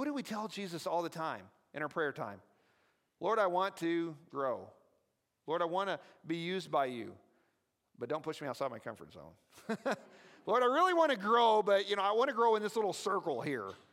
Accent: the South, United States; I talk weird because I'm from the South

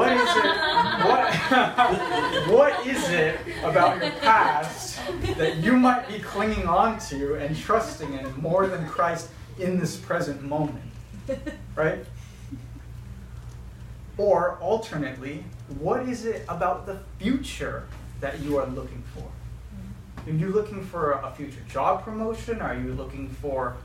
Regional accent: United States; we're American

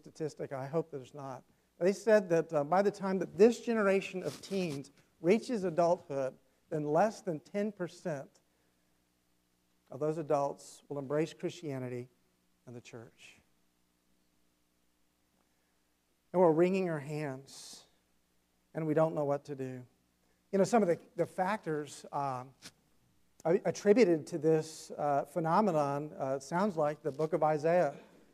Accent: South Carolina, United States; He pastored in a town where I grew up in South Carolina, or close to the town I grew up in.

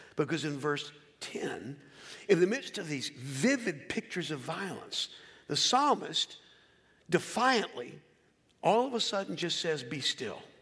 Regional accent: Philadelphia, Pennsylvania, United States; I'm from Philadelphia

